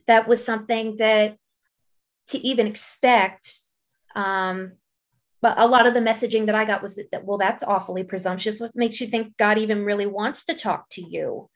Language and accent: English; Maryland, United States; now in Boise, United States; I'm originally from the East Coast. I'm from Maryland.